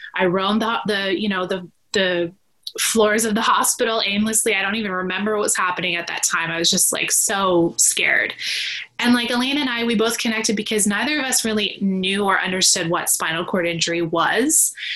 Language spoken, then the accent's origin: English; Vancouver, British Columbia, Canada; I'm from Vancouver, British Columbia, Canada